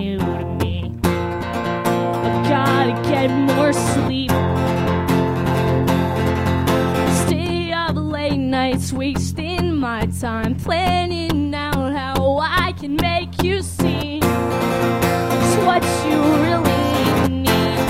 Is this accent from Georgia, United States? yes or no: yes; Flowery Branch, Georgia, United States; my hometown of Flowery Branch, Georgia